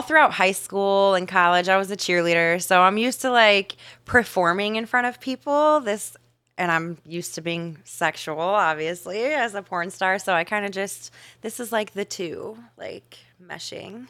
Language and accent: English; Ohio, United States; now in Miami, United States; I grew up in Ohio